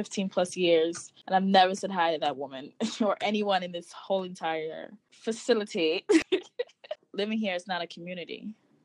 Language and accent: English; Guyana; also born or lived in Bronx, New York; now in Brooklyn, United States; I'm originally from Guyana.